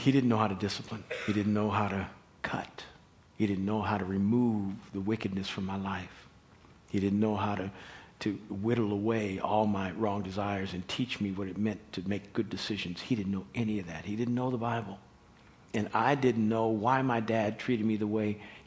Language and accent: English; Kansas City, United States; We grew up in Kansas City in white suburbia